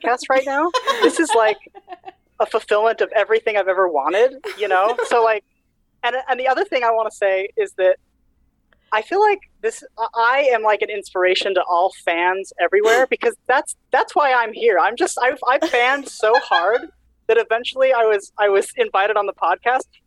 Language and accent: English; Utah, United States; moved away as an adult; now in Burlington, United States; I went to high school in Utah. I grew up in Utah. That's my entire young pre-18 experience was all in Utah